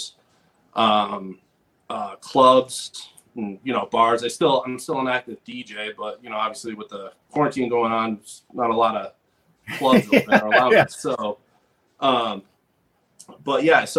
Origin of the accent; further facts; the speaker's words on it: Rhode Island, United States; also born or lived in West Coast; I'm from Rhode Island. I grew up in Rhode Island